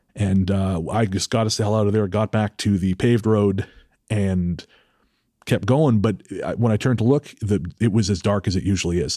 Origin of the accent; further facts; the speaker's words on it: British Columbia, Canada; it's my hometown